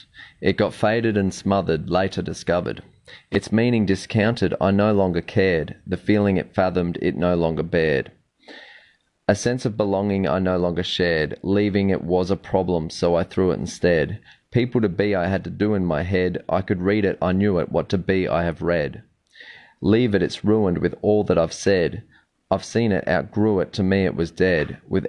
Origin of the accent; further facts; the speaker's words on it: Australia; I'm a father and loving husband of a small family of four, and I'm from Australia. You might be able to tell with the accent there.